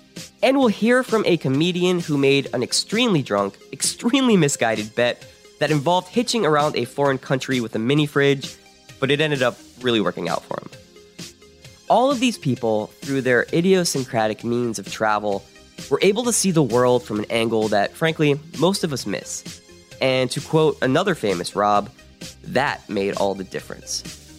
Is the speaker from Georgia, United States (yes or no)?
no; New York City, New York, United States; I am from Brooklyn, New York, and I am a writer.